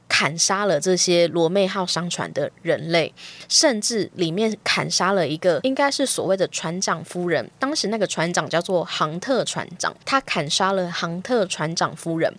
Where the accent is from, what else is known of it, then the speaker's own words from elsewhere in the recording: Taiwan; 我自己其实是土生土长的台湾人